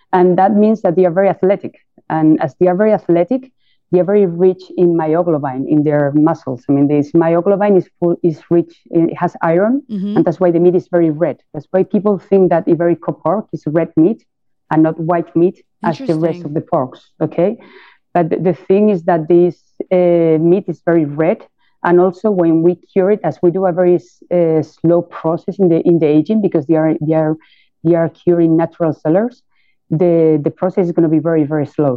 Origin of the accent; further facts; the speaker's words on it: Jabugo, Andalusia, Spain; we are from Jabugo and we're very, you know, proud to be from this small town